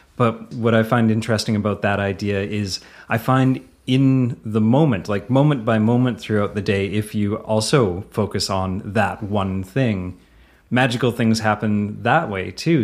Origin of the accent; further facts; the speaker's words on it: Canada; accent: Canadian; the Canadian accent